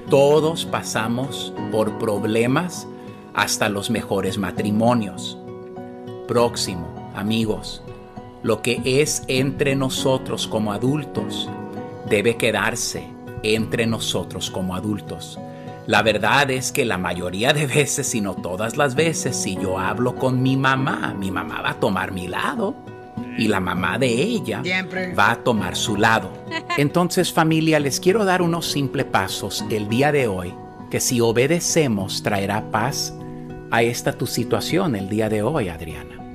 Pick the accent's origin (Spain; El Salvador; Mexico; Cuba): El Salvador; Del Salvador.